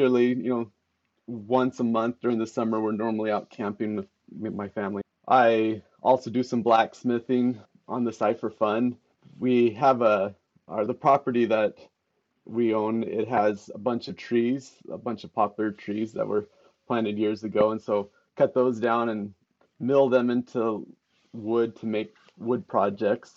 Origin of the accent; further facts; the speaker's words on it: Payette, Idaho, United States; I spent most of my life here in Payette, Idaho